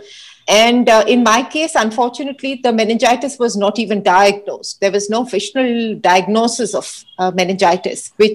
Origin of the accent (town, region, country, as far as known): Hyderabad, Telangana, India; born or raised there